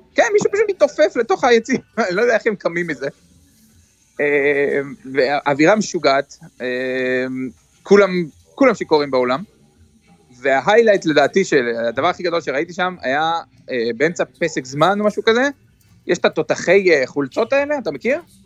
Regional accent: Kfar Saba, Central District, Israel; moved away as an adult; now in Boston, United States; אנחנו באים מישראל

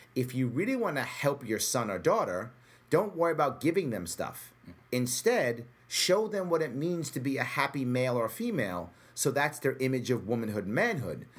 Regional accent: New York City, New York, United States; a small kid growing up in the Bronx

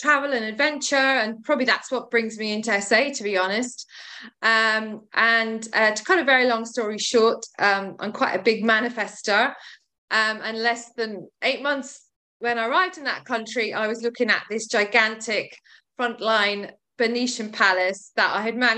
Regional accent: Ireland; also born or lived in West Sussex; now in Brighton, United Kingdom; I'm Irish and my mother cleaned stately homes

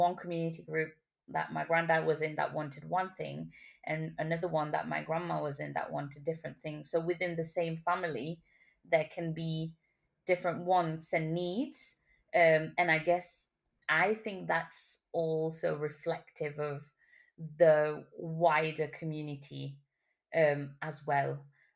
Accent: Mauritius; now in United Kingdom; I grew up more in Mauritian culture than Chagossian culture, I guess when I moved to the UK

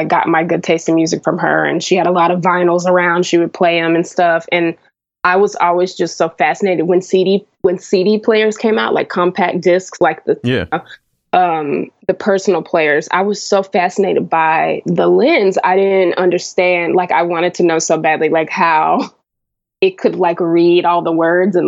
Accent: South Carolina, United States; moved away as an adult; also born or lived in Connecticut / New York; now in Los Angeles, United States; I went to high school and college and stuff in South Carolina

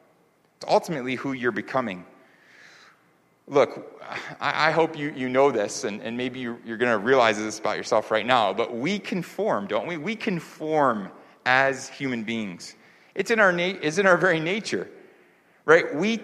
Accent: New York, United States; also born or lived in California / Florida / Virginia / North Carolina; now in Seoul, South Korea; I grew up in New York, but I also lived in the Bay Area in California. I lived in Florida. I lived in Virginia. I lived in North Carolina, which I mentioned before. And now, of course, you know, live here in Seoul.

